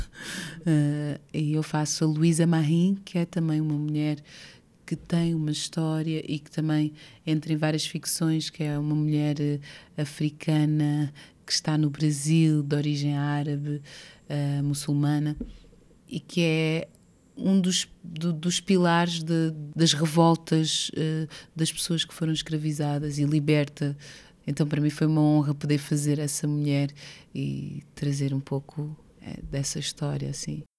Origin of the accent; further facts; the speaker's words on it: Portugal; moved away as an adult; also born or lived in Brazil; Ter nascido em Portugal, eh, e crescido em Portugal